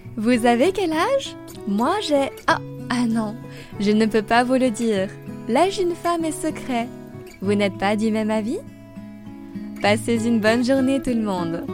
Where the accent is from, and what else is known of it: France; also born or lived in Paris